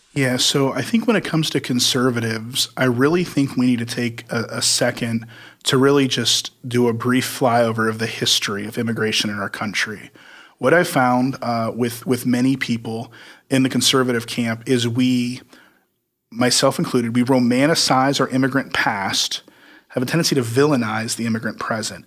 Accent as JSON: {"language": "English", "region": "Midwest", "country": "United States", "tie": "born or raised there", "said": "I grew up in the Midwest"}